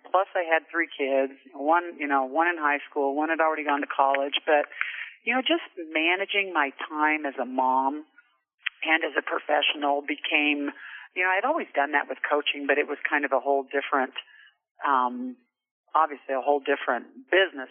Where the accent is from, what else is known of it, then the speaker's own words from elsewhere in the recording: Lyons, Kansas, United States; moved away as an adult; also born or lived in Emporia, Kansas; now in Casper, United States; I was born and raised in Lyons, Kansas, little little small town right in the middle of the state